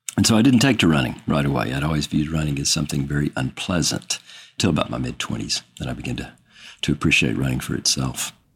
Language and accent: English; Austin, Texas, United States; I'm from Austin, Texas